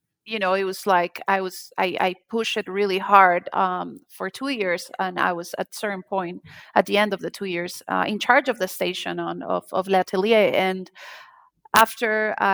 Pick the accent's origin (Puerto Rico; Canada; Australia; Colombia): Colombia; moved away; I'm from Colombia and I'm from a small town